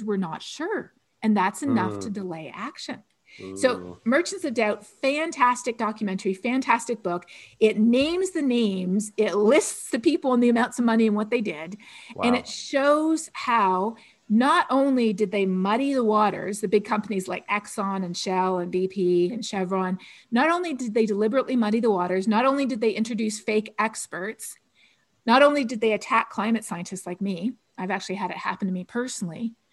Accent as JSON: {"language": "English", "country": "Canada", "said": "I'm Canadian"}